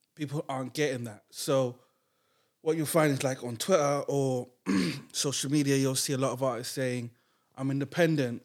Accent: Grenada; I grew up in Grenada

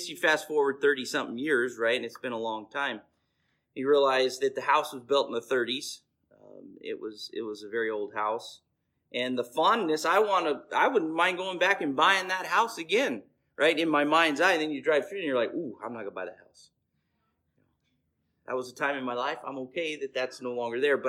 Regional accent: Bakersfield, California, United States; I was born and raised in Lower East Bakersfield

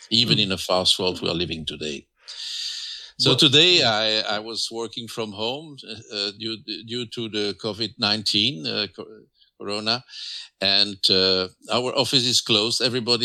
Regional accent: France; English is a second language; now in Flanders, Belgium; But I'm living in Flanders, and I'm a mixture. I was raised in France, and I went to school in Flemish.

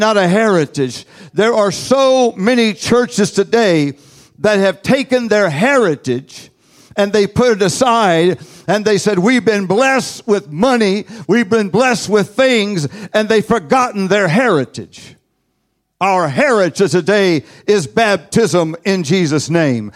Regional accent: United States; I am from the United States of America.

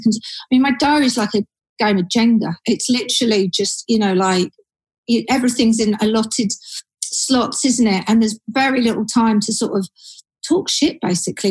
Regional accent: Surrey, South East England, United Kingdom; moved away as an adult; now in London, United Kingdom; I was born and bred in Surrey

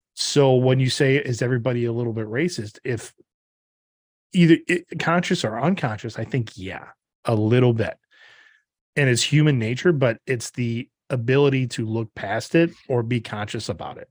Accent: Upper Midwest, United States; middle-aged, upper Midwestern, born and raised white

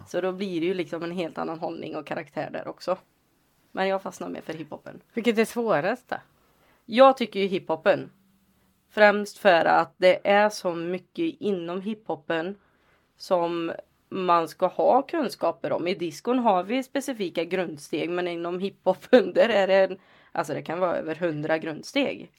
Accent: Lidköping, Västra Götaland, Sweden; moved away; also born or lived in Alingsås / Gothenburg; Jag är från Lidköping från första början.

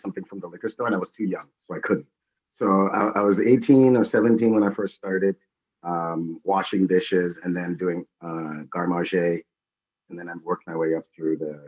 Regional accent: Trinidad & Tobago; I was born in Trinidad

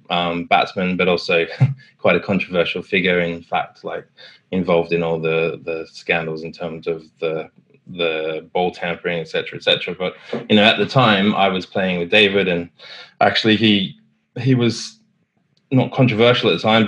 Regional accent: Sydney, New South Wales, Australia; now in United Kingdom; Yeah, so I was actually an architect in Sydney, working, studying to be an architect.

